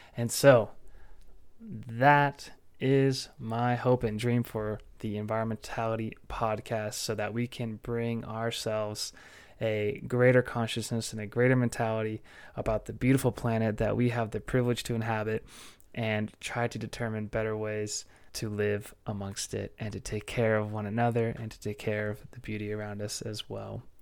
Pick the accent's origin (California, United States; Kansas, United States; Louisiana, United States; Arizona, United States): California, United States; Orange County; now in Fort Collins, United States; growing up in Orange County and being so close to the ocean